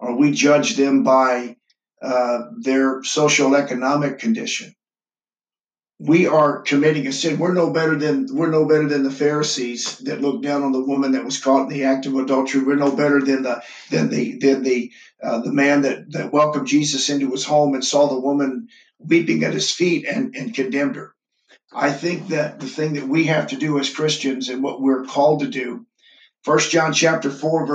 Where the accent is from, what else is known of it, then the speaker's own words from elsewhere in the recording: St. Louis, Missouri, United States; now in Lebanon, Indiana, United States; my hometown of St. Louis, where I grew up